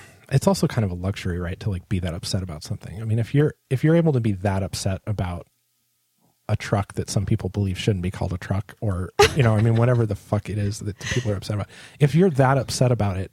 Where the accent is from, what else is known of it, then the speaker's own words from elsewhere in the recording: San Diego, California, United States; I grew up in San Diego